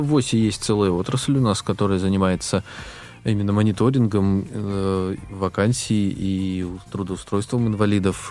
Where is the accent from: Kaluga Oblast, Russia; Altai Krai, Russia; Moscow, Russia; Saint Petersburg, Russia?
Altai Krai, Russia; also born or lived in Biysk; Я э, родился в Алтайском крае, э, жили в деревне, в отдаленной от города.